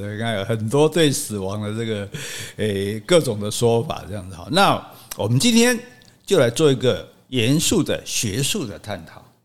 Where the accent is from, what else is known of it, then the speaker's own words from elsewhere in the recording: Taiwan; 我们台湾人